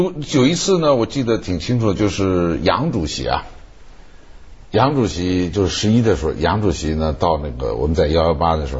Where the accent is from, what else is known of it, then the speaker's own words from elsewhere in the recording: Sichuan, China; 说的说那个太太是是我们四川人